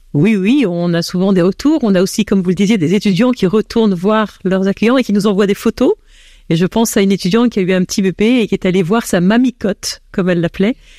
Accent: France; accent: French; moved away as an adult; now in Belgium; j'ai un accent français, et c'est vrai que j'arrivais en Belgique

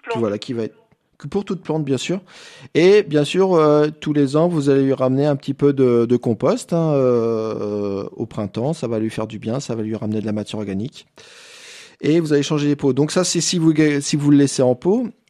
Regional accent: Ardèche, Auvergne-Rhône-Alpes, France; chez nous en Ardèche.

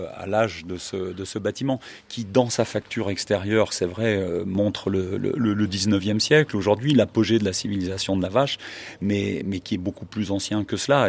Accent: Savoy, Auvergne-Rhône-Alpes, France; Je suis un savoyard, mais un savoyard du bas. je suis un savoyard de l'avant-pays

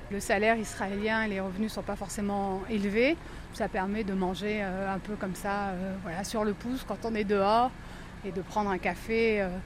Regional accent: eastern France, France; Moi, je viens euh, de l'est de la France, donc c'est un, endroit plus froid.

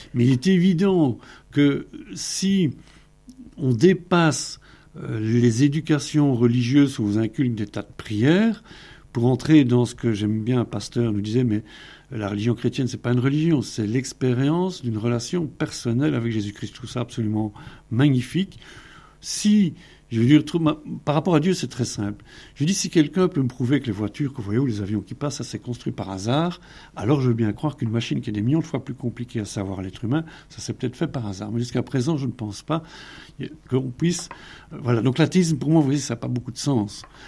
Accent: Belgium; je viens de Belgique

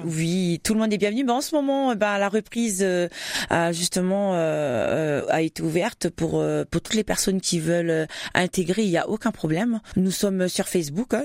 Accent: New Caledonia; moved away as an adult; also born or lived in Wallis and Futuna / Champagne, France; now in France; je suis née en Nouvelle-Calédonie et d'origine Wallis et Futuna

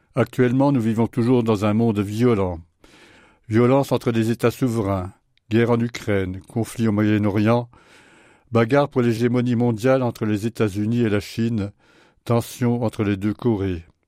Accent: France; Chez nous, en France

